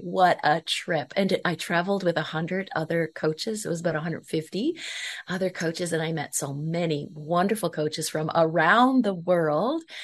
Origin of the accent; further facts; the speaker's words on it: Prince Edward Island, Canada; I am from Prince Edward Island, Canada.